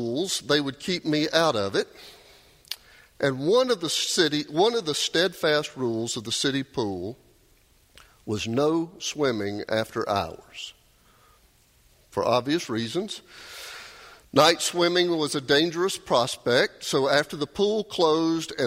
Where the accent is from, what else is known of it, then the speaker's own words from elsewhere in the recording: Doraville, Georgia, United States; I grew up in Dorval. Y'all might know where that pool is. It's just down the hill from the Dorval MARTA station there